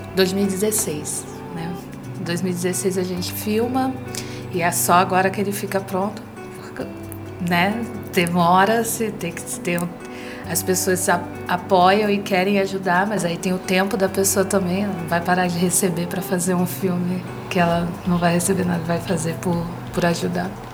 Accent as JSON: {"language": "Portuguese", "country": "Brazil", "said": "sou brasileira, negra"}